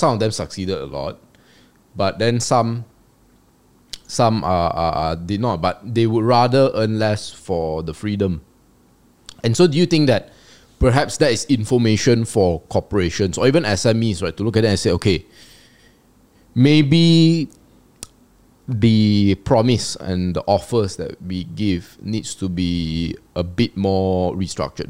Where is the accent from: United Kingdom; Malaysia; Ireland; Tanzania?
Malaysia; As a Malaysian